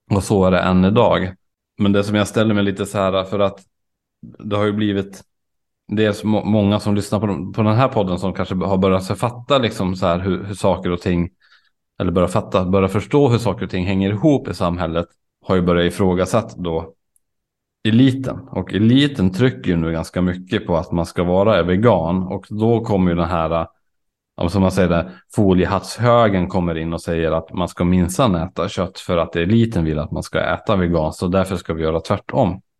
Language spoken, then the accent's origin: Swedish; near Umeå, Norrland, Sweden; Jag växte upp i Norrland, inte jättelångt från Umeå, men jag bodde inte i Umeå utan jag var mycket i Umeå